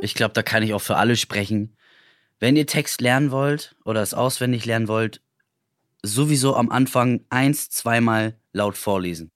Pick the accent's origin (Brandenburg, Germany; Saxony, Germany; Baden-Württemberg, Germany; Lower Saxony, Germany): Brandenburg, Germany; Potsdam; ich bin halt Potsdamer